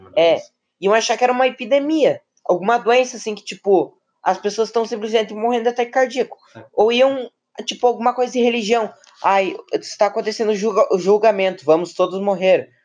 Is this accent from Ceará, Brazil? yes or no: no; Rio Grande do Sul, Brazil; Eu nasci em Evi, Rio Grande do Sul